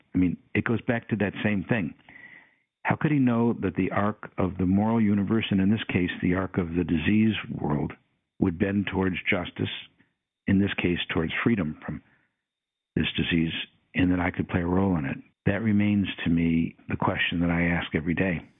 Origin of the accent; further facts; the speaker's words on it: Detroit, Michigan, United States; I'm from Detroit, Michigan